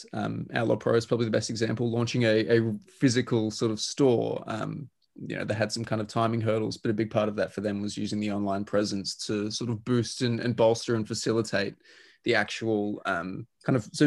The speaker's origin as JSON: {"language": "English", "country": "Australia", "said": "being Australian, I'm very used to driving very long distances"}